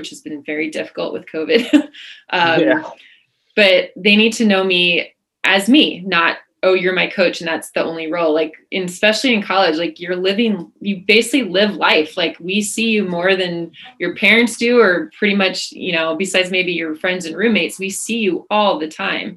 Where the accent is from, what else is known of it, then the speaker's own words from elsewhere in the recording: California, United States; moved away as an adult; I'm the Californian